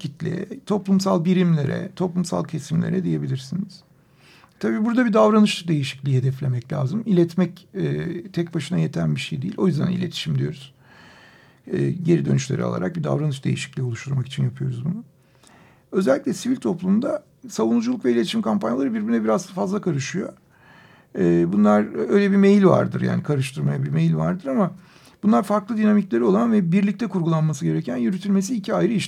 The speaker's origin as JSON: {"language": "Turkish", "country": "Turkey", "said": "Burası Orta Doğu, burası Türkiye, burası bizim coğrafyamız."}